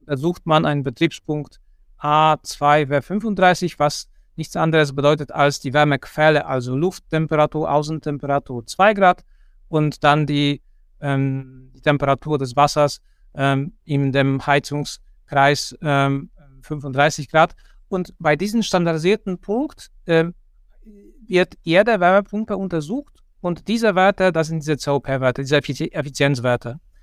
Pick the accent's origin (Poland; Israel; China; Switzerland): Poland; moved away as an adult; also born or lived in Kassel, Germany; now in Germany; ich komme ursprünglich aus Polen und dort habe ich Ingenieurbauwesen studiert.